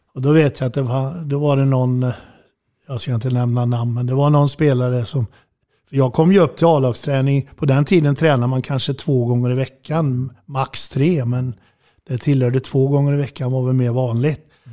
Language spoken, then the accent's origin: Swedish; Falköping, Västra Götaland, Sweden; Jag bodde i Falköping då